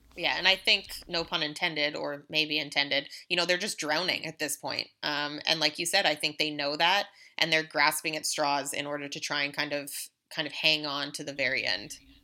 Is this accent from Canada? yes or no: yes; Canada; as a Canadian citizen